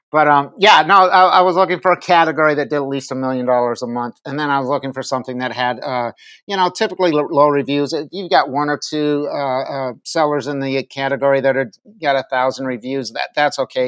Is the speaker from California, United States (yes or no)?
no; Minneapolis, Minnesota, United States; moved away as an adult; now in Virginia, United States; born in Minneapolis, raised there, joined the military